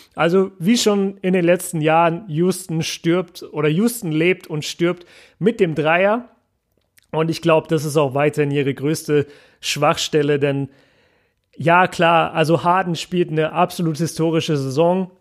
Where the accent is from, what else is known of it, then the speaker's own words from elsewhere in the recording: Nuremberg, Bavaria, Germany; now in Ruhr area, Germany; bei uns in Nürnberg sagt man